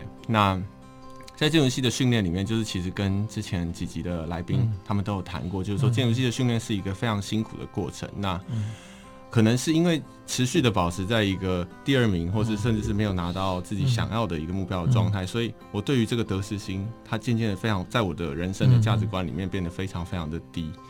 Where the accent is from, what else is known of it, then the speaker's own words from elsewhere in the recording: Taipei, Taiwan; 我从小在台北长大，